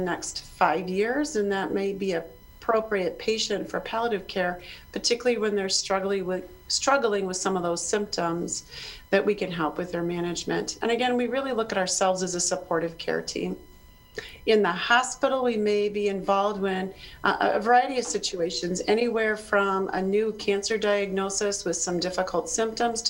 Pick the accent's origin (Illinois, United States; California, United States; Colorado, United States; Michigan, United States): Illinois, United States; Chicago; now in South Dakota, United States; I'm originally from Chicago area